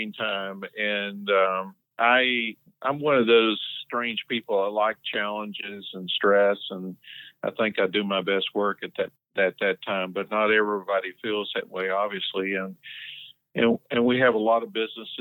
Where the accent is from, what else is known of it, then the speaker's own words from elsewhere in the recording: Tennessee, United States; moved away as an adult; now in Door County, United States; I'm originally from Tennessee, as you can probably tell from my accent